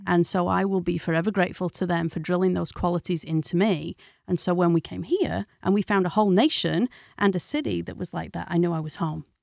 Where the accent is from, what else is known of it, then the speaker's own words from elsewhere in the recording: Castleford, Yorkshire and the Humber, United Kingdom; moved away as an adult; now in United States; I am originally from a small town in West Yorkshire called Castleford.